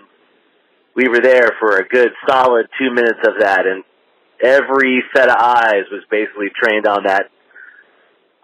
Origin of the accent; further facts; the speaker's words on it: Schooley's Mountain, New Jersey, United States; also born or lived in Tinton Falls, New Jersey; I was born in Tinton Falls, but grew up in Morris County, Schoolies Mountain to be exact